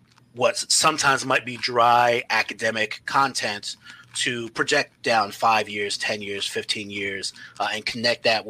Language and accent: English; New York City, New York, United States; I grew up in New York City, New York City public schools